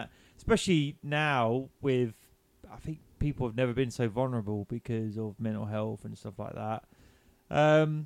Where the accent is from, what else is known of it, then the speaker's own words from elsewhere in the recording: England, United Kingdom; I'm English